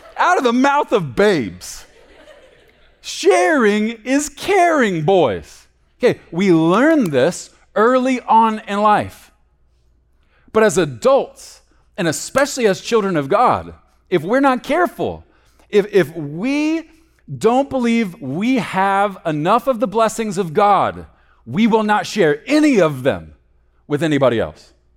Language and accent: English; Texas, United States; growing up in Texas